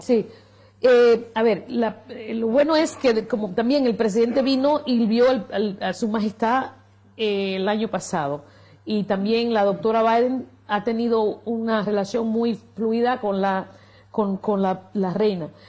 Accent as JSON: {"language": "Spanish", "country": "United States", "moved": "yes", "lives_now": "Spain", "said": "en mi país"}